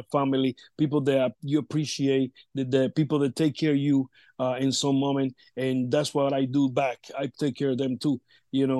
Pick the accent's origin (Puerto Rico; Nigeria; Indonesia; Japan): Puerto Rico; Vega Alta; my hometown, Vega Alta. I'm from Vega Alta